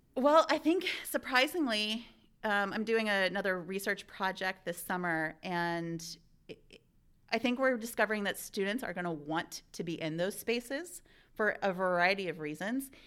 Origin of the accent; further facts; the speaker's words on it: Ohio, United States; moved away; also born or lived in Oregon; I'm an Ohioan originally, so it was really nice coming back to my home state